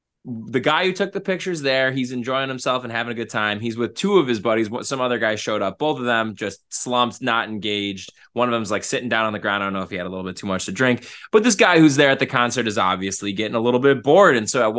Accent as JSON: {"language": "English", "town": "Buffalo", "region": "New York", "country": "United States", "said": "we say we're from Buffalo."}